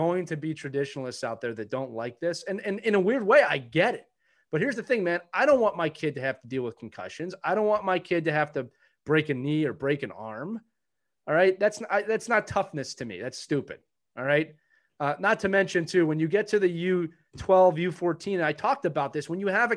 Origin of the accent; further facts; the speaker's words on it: Philadelphia, Pennsylvania, United States; I'm from Philadelphia. I grew up idolizing the Broad Street Bullies and that style of hockey